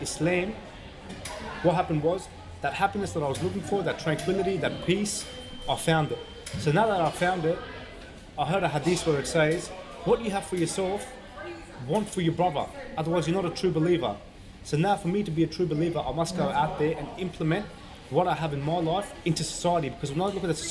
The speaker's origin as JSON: {"language": "English", "town": "Sydney", "region": "New South Wales", "country": "Australia", "tie": "born or raised there", "also_born_or_lived": "Afghanistan", "said": "I was born in Afghanistan. We migrated here under refugee status after we got sponsored to Australia back in 1988. So I've been here at a young age since I was 5-6 years old."}